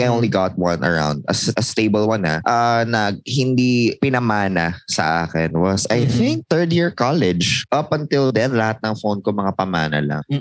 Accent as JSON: {"language": "Tagalog", "country": "Philippines", "tie": "born or raised there", "moved": "yes", "said": "sa amin sa province, because it was sa province"}